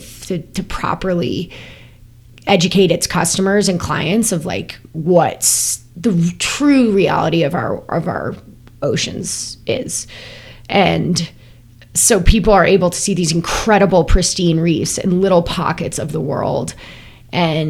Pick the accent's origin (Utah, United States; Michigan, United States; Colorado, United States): Colorado, United States; moved away as an adult; I was from Colorado